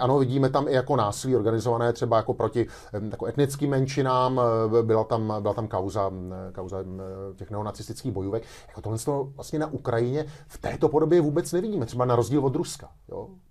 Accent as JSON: {"language": "Czech", "country": "Czechia"}